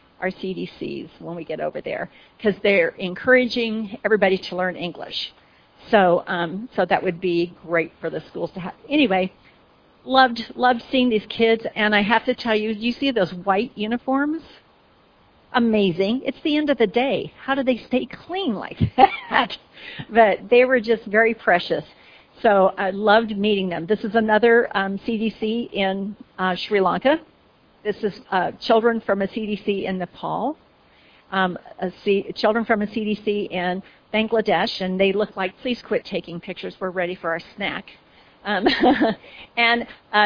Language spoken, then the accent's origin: English; Oregon, United States; I'm from Oregon